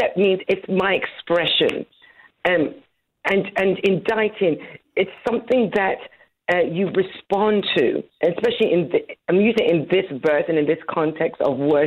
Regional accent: London, United Kingdom; moved away as an adult; now in Dallas-Fort Worth, United States; I was born and raised in London, married and had my children in London, and then we moved to the States just over 20 years ago

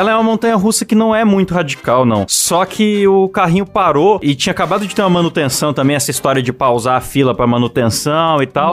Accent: Bauru, São Paulo, Brazil; Eu sou de Bauru

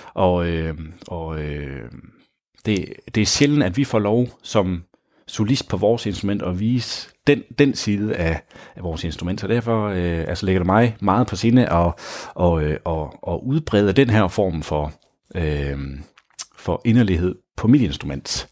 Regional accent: Grenå, Central Denmark Region, Denmark; moved away; Oprindeligt er jeg fra Grenå

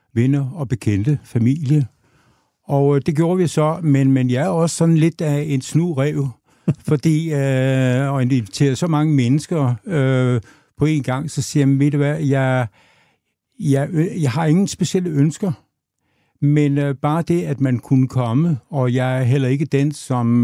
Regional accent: Aabenraa, Southern Denmark, Denmark; jeg er født og opvokset i, i Åben Rå

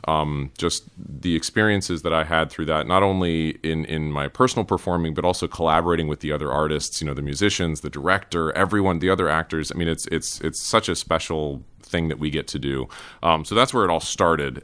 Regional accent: Cary, North Carolina, United States; moved away; also born or lived in Durham, North Carolina / Raleigh, North Carolina; I was born in Durham and grew up in the Triangle area, grew up in Cary, went to, uh, high school in Raleigh

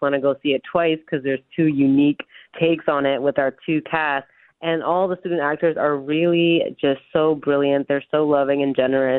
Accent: New York, United States; I was born in New York, but my parents are from Dominican Republic

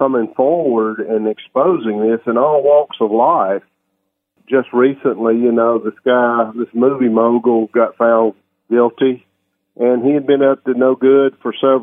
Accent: Mississippi Delta, United States; a little town that I grew up in the Mississippi Delta

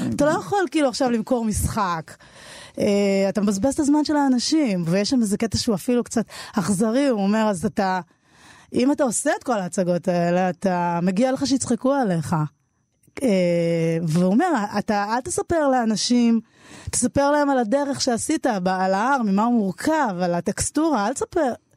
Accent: Jerusalem, Jerusalem District, Israel; also born or lived in Tel Aviv; ילדה שגדלה בירושלים

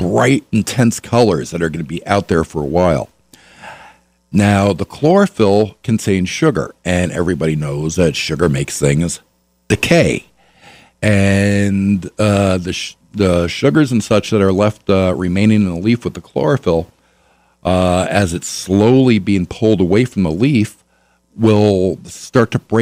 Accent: New York, United States; now in La Crosse, United States; I'm originally from New York.

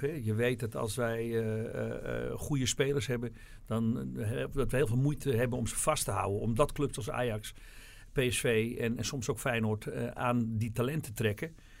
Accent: Alkmaar, North Holland, Netherlands; En ik kwam uit Alkmaar.

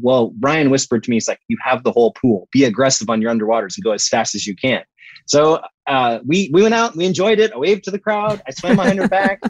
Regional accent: Florida, United States; we grew up in Florida

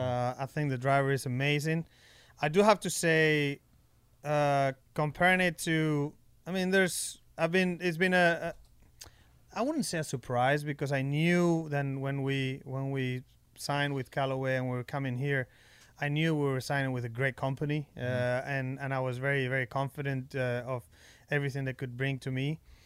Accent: Spain; English is a second language; I was brought up back in Spain at our home course.

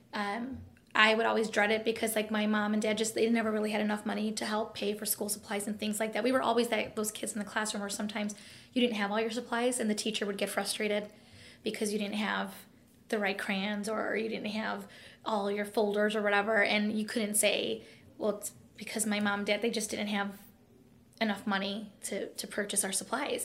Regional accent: East Chicago, Indiana, United States; grew up in East Chicago in the harbor

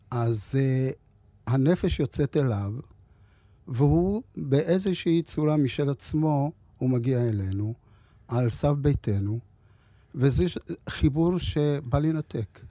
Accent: Ra'anana transit camp and Lod, Central District, Israel; also born or lived in Lod / North Africa; כשהייתי ילד מתרוצץ במעברת רעננה ובלוד

